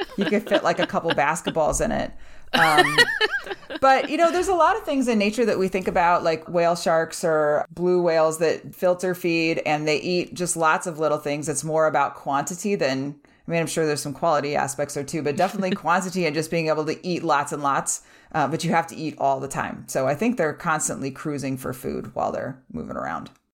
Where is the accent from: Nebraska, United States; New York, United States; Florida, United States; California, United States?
Nebraska, United States; we're from Nebraska.